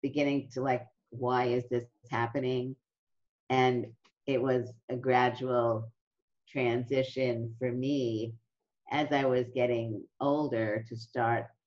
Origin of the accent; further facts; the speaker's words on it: New York City, New York, United States; in my neighborhood, it was a middle-class neighborhood in Brooklyn